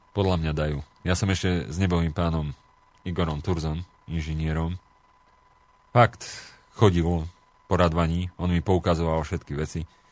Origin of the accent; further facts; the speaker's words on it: Slovakia; som hrdý na Slovensko aj že som Slovák